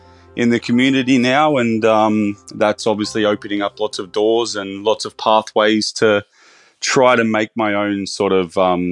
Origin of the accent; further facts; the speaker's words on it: Bathurst, New South Wales, Australia; I'm actually originally from Bathurst, so my career started in smaller regional restaurants.